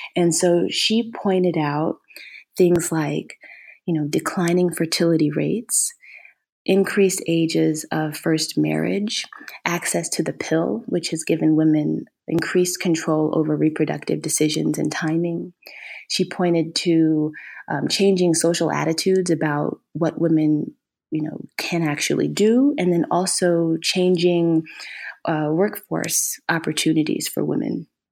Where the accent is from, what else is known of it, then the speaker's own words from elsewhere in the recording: Ohio, United States; moved away; also born or lived in Minnesota / Georgia; I'm originally from Ohio